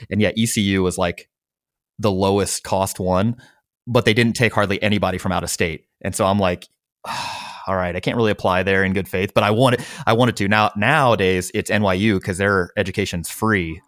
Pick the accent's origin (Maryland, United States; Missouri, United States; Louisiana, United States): Missouri, United States; St. Louis; that's my hometown.